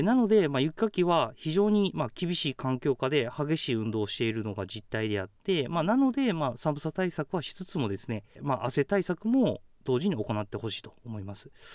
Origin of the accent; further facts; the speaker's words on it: Kakogawa, Hyogo, Japan; moved away as an adult; also born or lived in Iwamizawa, Hokkaido; now in Hokkaido, Japan; 僕は兵庫県鹿児川市の出身です